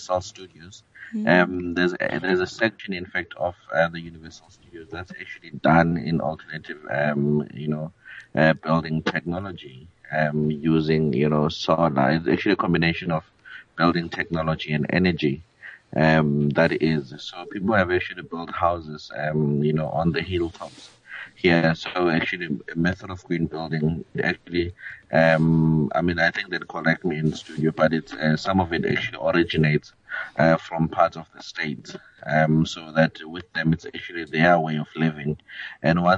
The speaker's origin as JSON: {"language": "English", "country": "South Africa", "said": "as South Africa"}